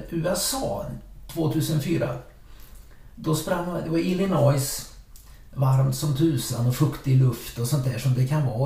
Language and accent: Swedish; Sweden; Jag är från Sverige och sånt där.